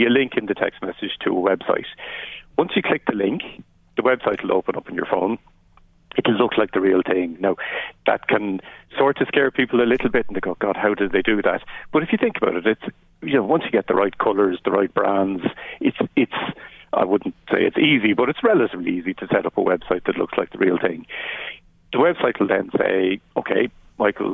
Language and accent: English; Wicklow, Leinster, Ireland; I'm from Wicklow